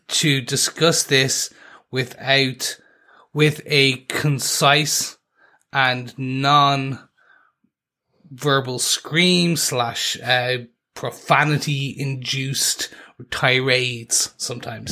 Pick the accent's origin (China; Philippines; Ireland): Ireland; we are three podcasters from Ireland